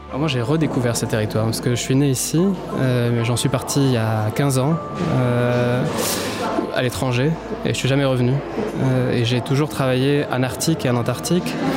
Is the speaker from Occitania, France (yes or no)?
yes; Rodez, Occitania, France; moved away; la terre natale, ici à l'origine à Rodez.